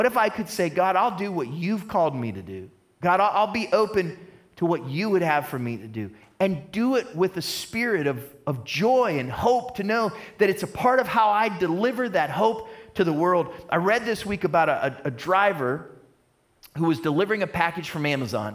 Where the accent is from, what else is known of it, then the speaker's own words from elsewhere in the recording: United States; I'm an American